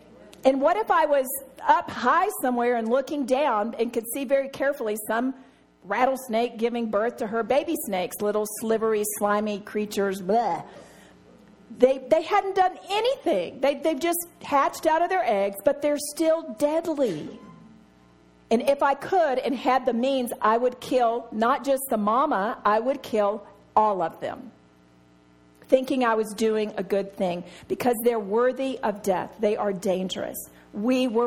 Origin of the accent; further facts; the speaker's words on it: Texas, United States; I'm from Texas